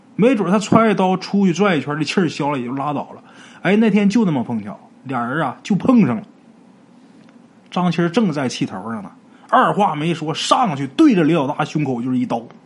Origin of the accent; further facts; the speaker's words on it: Northeast China, China; 我们东北话说一个老爷们儿面地瓜